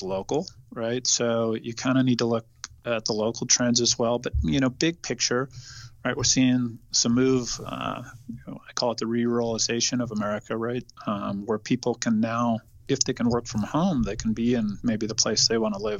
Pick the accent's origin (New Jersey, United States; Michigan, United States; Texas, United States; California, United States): California, United States; I was born and raised in California